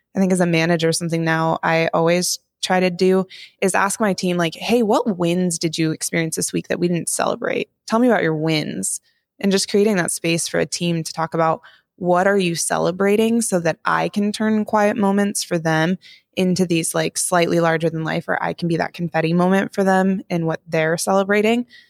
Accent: Montana, United States; I grew up in Montana

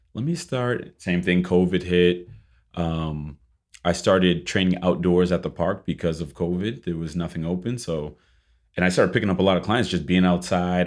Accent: Boston, Massachusetts, United States; moved away as an adult; now in Miami, United States; originally I'm from Boston, Massachusetts.

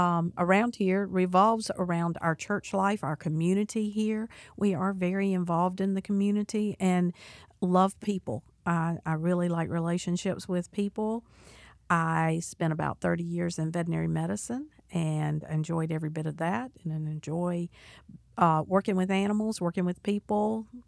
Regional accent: Charleston, South Carolina, United States; And I am not a native of North Carolina. I am a native of South Carolina. I was born in Charleston on the Navy base, and my dad was in the Air Force.

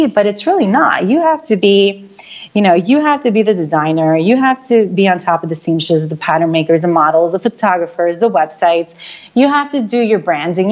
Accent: New York, United States; back home, because I am from New York.

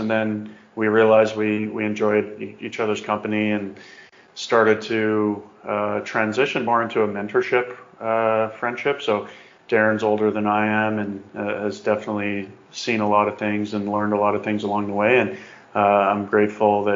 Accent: Calgary, Alberta, Canada; Grew up, born and raised in Calgary

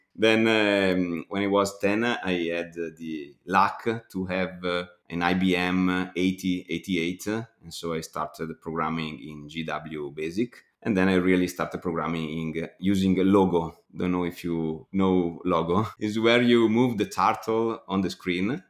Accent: Bergamo, Lombardy, Italy; I am from Bergamo

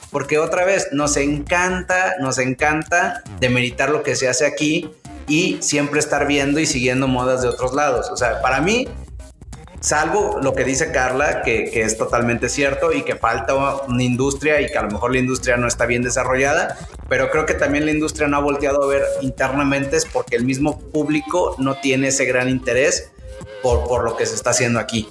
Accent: Mexico; somos los mexicanos

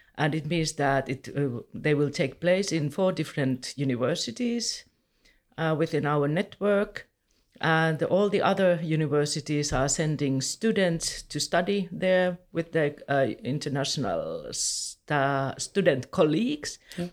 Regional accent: Helsinki, Uusimaa, Finland; I'm from Helsinki

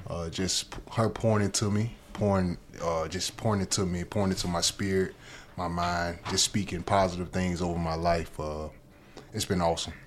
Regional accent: Alabama, United States; growing up in Alabama

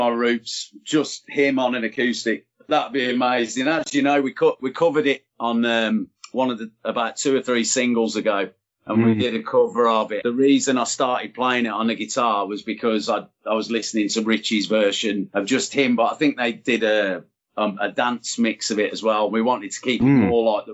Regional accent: Birmingham, West Midlands, United Kingdom; being a Brummie and everything, I'm thinking about Birmingham. And I always remember when we used to go to gigs or when we used to get to Snobs when I was a kid

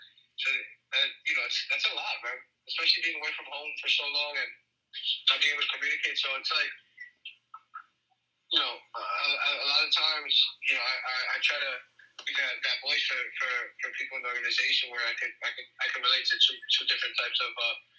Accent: New York, United States; as a kid who was born and raised in New York, but speaks two languages, you know, have Hispanic parents

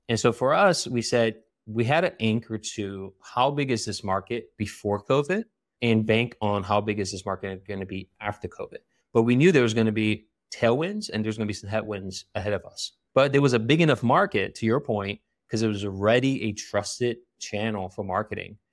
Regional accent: Philadelphia, Pennsylvania, United States; I was born and raised in Philly

